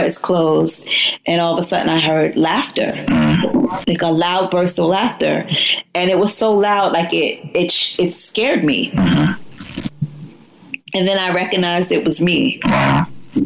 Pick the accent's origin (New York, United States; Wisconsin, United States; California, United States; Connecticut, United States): New York, United States; New York City; I'm a New Yorker until